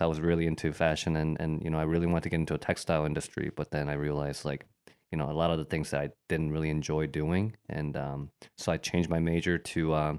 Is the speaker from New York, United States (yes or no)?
no; Bowling Green, Ohio, United States; also born or lived in Korea; So I was born in Korea, but I came to the States when I was about 7. So landed in Bowling Green, Ohio. So yeah, I'm a townie, you could say. Definitely a 419, you know.